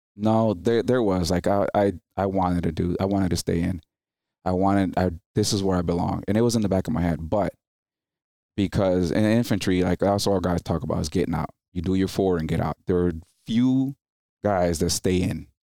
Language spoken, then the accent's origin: English; New Jersey, United States; English is a second language; also born or lived in Dominican Republic; five years old when I went to New Jersey